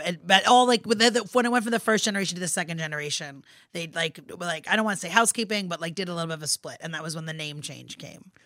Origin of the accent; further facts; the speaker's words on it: Rockland County, New York, United States; I grew up in Rockland County